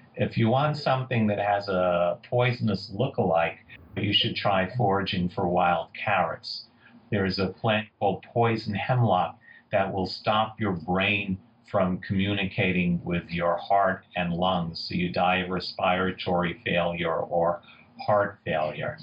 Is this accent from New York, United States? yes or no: yes; New York City, New York, United States; I grew up in Queens in New York City.